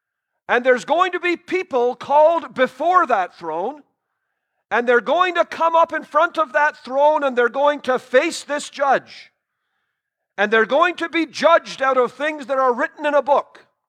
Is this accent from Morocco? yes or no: no; Trinidad & Tobago; born there; But I was born in Trinidad. My parents were missionaries there.